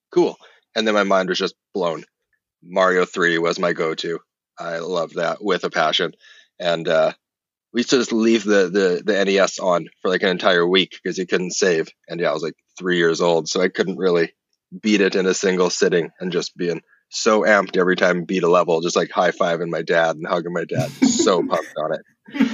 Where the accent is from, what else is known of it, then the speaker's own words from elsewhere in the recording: Kelowna, British Columbia, Canada; West coast of Canada, a place called Kelowna.